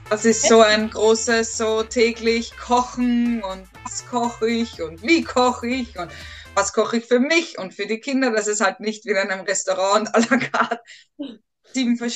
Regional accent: Tyrol, Austria; Das Gröstel als Tiroler.

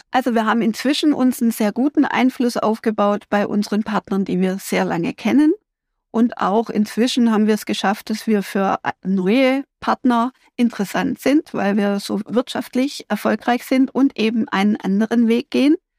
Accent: Germany; Wir sind Deutsche

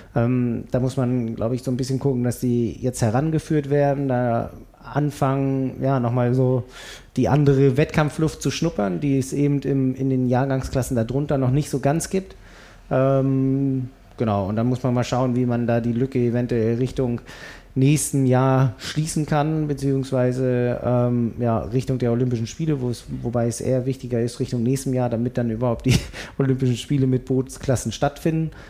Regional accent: Berlin, Germany; ich komme aus Berlin

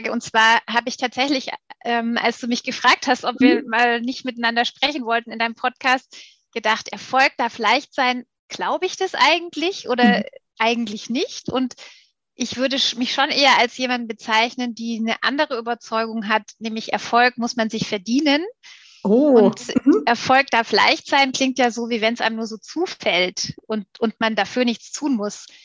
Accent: Stuttgart, Baden-Württemberg, Germany; born or raised there; moved away as an adult; also born or lived in Munich / Augsburg

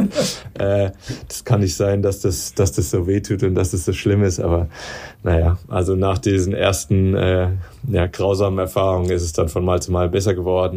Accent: Darmstadt, Hesse, Germany; ich komme ja aus Darmstadt

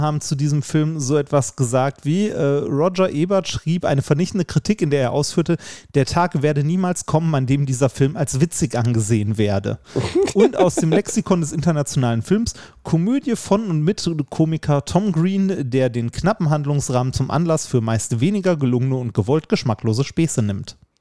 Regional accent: Essen, North Rhine-Westphalia, Germany; ich komme ja aus Essen

